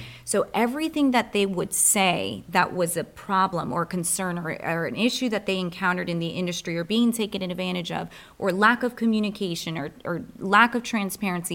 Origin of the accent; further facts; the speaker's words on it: Rockville, Maryland, United States; now in Anne Arundel County, United States; I'm a transplant from Rockville, really. And so Montgomery County.